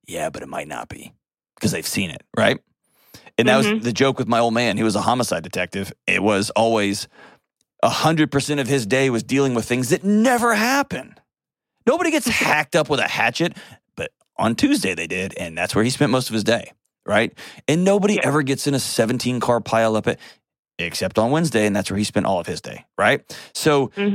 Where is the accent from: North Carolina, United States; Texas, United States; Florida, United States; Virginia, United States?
Texas, United States; I'm also a Texan